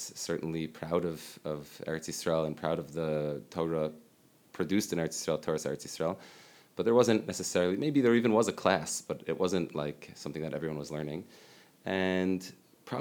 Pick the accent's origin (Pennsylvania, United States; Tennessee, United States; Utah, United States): Pennsylvania, United States; Lower Merion; I grew up in Lower Merion, Pennsylvania, in Philadelphia.